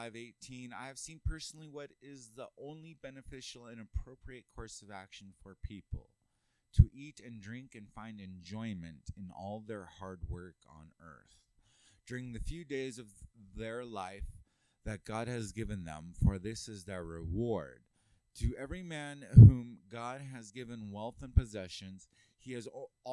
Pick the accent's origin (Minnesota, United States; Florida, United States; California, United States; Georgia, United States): California, United States; moved away as an adult; now in Utah, United States; I'm from California